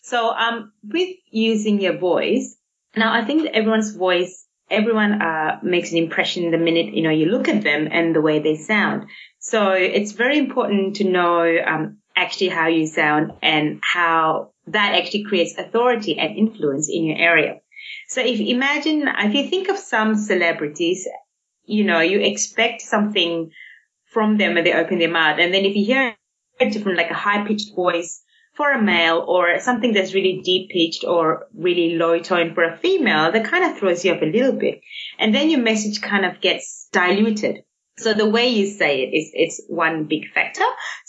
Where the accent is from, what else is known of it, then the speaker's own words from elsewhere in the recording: Singapore; I grew up in Singapore and while we were growing up, my brother had a very bad stutter.